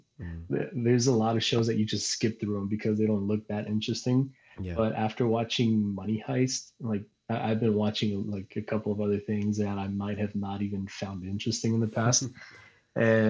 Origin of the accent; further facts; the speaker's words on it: El Paso, Texas, United States; now in San Diego, United States; I'm from El Paso